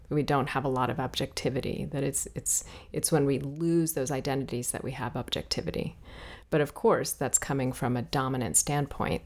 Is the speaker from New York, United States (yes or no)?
no; Washington, District of Columbia, United States; also born or lived in Ethiopia; I was born in Ethiopia and raised in Washington, D.C.